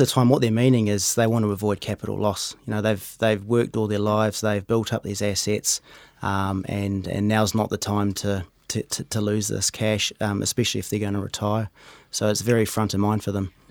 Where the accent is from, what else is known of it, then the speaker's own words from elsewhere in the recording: Rotorua, Bay of Plenty, New Zealand; moved away as an adult; also born or lived in Hamilton / United Kingdom / Auckland; now in Cambridge, New Zealand; I grew up in Rotorua, uh, ended up doing some study in Hamilton.